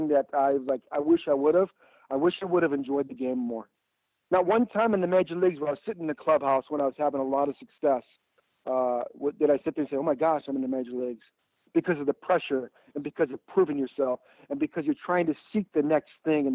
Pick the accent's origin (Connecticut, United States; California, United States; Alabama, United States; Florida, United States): California, United States; Southern; I grew up in Southern California in a very desirable middle class neighborhood